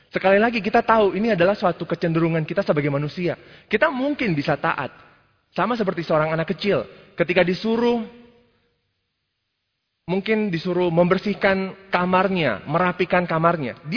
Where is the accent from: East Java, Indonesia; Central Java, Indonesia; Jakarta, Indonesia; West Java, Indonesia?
Jakarta, Indonesia; Ya sekali lagi mungkin karena kalau kita berasal dari Jakarta, dari Indonesia mungkin sulit untuk melihat bintang seperti itu.